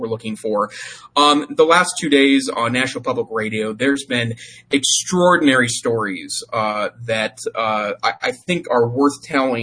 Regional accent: Montana, United States; the town I grew up in Montana

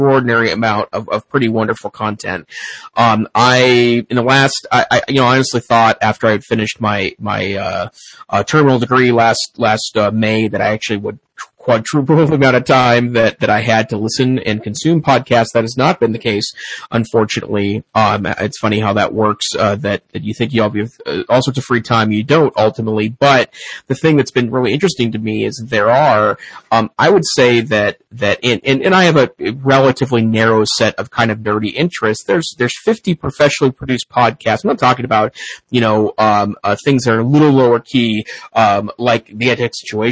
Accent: Great Falls, Montana, United States; moved away; my hometown, Great Falls, Montana

